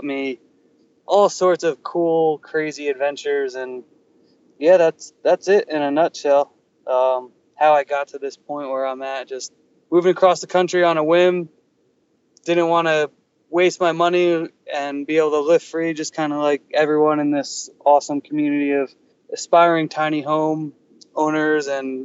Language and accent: English; New Jersey, United States; moved away as an adult; also born or lived in California; I grew up in New Jersey forever, whatever, let's call it 26 years